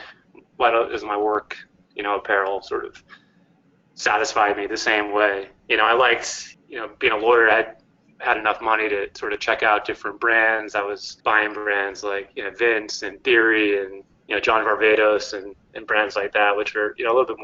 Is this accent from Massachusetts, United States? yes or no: yes; Cambridge, Massachusetts, United States; moved away as an adult; also born or lived in Santa Barbara, California / Los Angeles; Originally I'm from the Boston area, grew up in Cambridge, Mass, and I was a Northeast guy